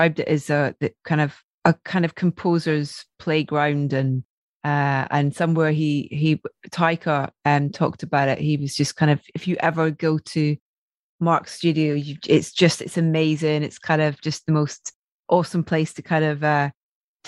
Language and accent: English; near St Andrews, Scotland, United Kingdom; I grew up in really near St. Andrews